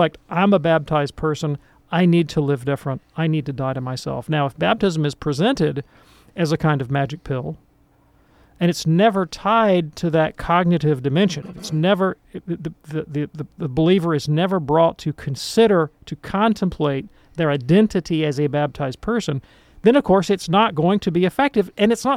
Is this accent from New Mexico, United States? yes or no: no; Birmingham, Alabama, United States; I grew up in Protestant land here in Birmingham, Alabama, one of the most Protestant cities in America